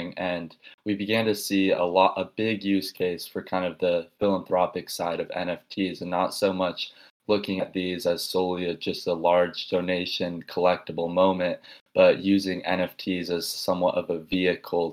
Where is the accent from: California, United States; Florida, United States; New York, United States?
California, United States; Los Angeles; moved away as an adult; also born or lived in Tucson, Arizona; I'm from the Los Angeles area in general